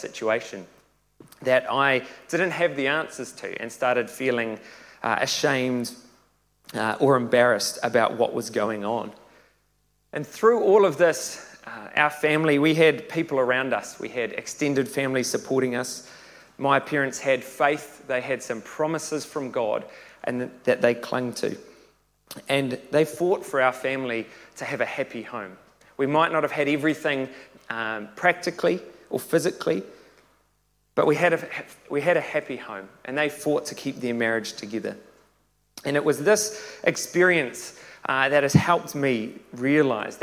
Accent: Tauranga, Bay of Plenty, New Zealand; I was born and raised in Tauranga

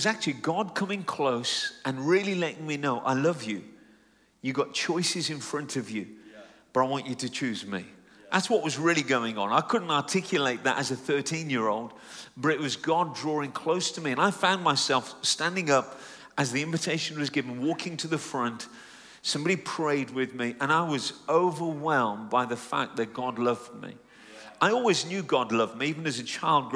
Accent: United Kingdom; Just an Indian Englishman, because I'm Punjabi Indian, but born and raised in the UK

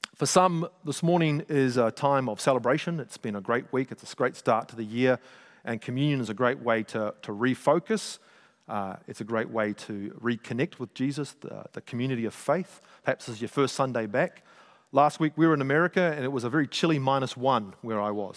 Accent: Auckland, New Zealand; I grew up in South Auckland

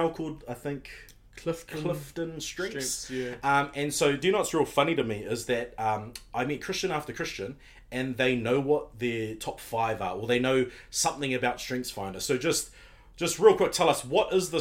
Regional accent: New Zealand; someone that I grew up with in Self-Soid. We grew up in church together

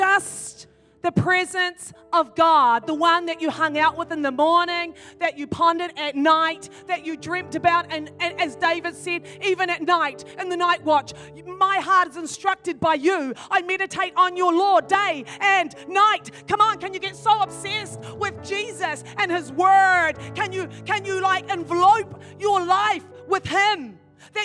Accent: New Zealand; also born or lived in Ireland; I'm from New Zealand

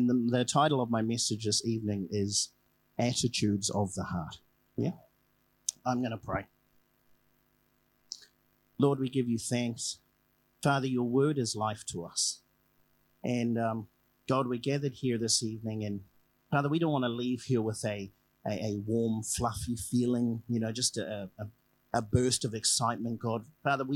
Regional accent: Tokoroa, Waikato, New Zealand; moved away as an adult; also born or lived in Whakatane; now in Tokoroa, New Zealand; I'm born and bred in Tokoroa

